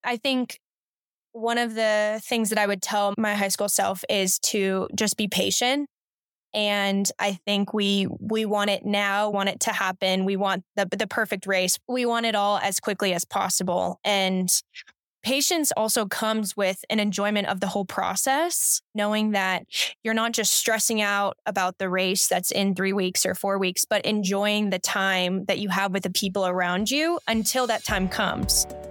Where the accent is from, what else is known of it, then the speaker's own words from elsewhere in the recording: Colorado, United States; also born or lived in California; I've lived in Colorado now for half of my life, I was born and raised in California and then moved to Colorado thirteen years ago, and so it's definitely home now